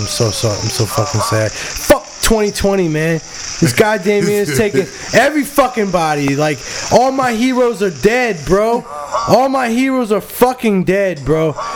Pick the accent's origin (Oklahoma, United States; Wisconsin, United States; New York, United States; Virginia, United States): Virginia, United States; Fairfax; also born or lived in Warrenton, Virginia; I grew up in Fairfax. Like, I would have went to Falls Church High School.